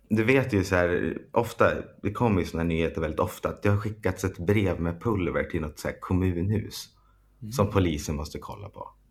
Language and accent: Swedish; Storvik, Gävleborg County, Sweden; moved away; där vi kommer ifrån